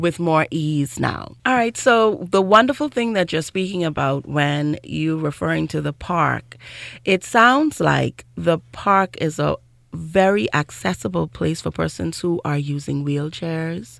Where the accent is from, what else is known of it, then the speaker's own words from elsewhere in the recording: Grand Bahama, Bahamas; I grew up in Grand Bahama